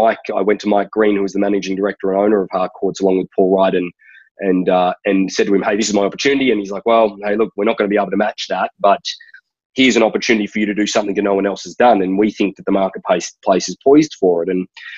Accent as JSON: {"language": "English", "town": "Brisbane", "region": "Queensland", "country": "Australia", "tie": "born or raised there", "moved": "as an adult", "lives_now": "California, United States", "said": "I grew up in Forest Lake, a lot of people call that place Inala Ponds if you're from Brisbane."}